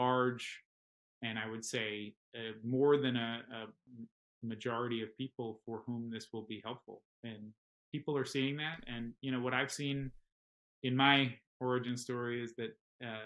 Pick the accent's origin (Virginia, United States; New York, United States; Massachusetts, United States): New York, United States; I grew up in New York